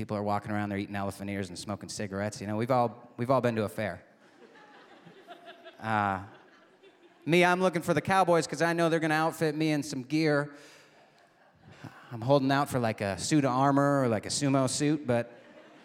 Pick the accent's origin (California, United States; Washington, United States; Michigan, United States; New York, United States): Michigan, United States; Michigan's Upper Peninsula, United States; moved away; I was back in my hometown in Michigan's Upper Peninsula